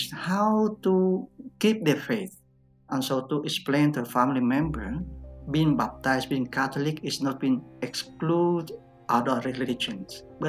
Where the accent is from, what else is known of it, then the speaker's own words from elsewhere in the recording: Vietnam; moved away as an adult; now in Mongolia; I'm originally from Vietnam.